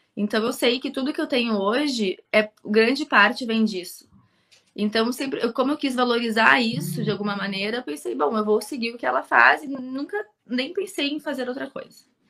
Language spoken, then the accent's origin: Portuguese; Porto Alegre, Rio Grande do Sul, Brazil; also born or lived in Viamão; eu nasci aqui em Porto Alegre mesmo, sempre me criei aqui